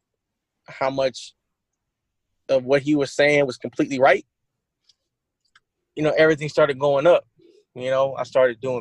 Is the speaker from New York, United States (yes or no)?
no; Columbus, Ohio, United States; I'm from Columbus